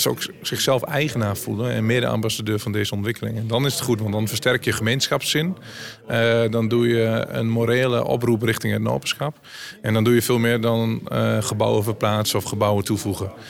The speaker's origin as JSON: {"language": "Dutch", "area": "North-East Twente", "region": "Overijssel", "country": "Netherlands", "said": "Ik kom zelf uit Noord Oost Twente"}